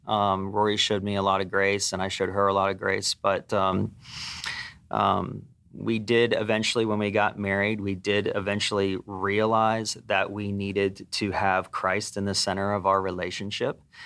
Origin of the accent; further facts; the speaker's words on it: Pennsylvania, United States; moved away as an adult; I grew up in Pennsylvania